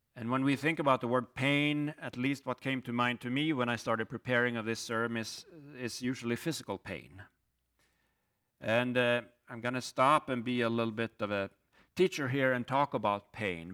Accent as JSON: {"language": "English", "country": "Sweden", "moved": "as an adult", "lives_now": "Hinsdale, United States", "said": "I'm originally from Sweden, came to the U S twenty-one years ago as a student"}